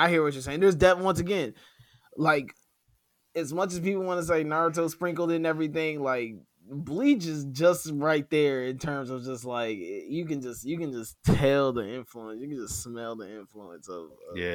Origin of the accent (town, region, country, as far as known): United States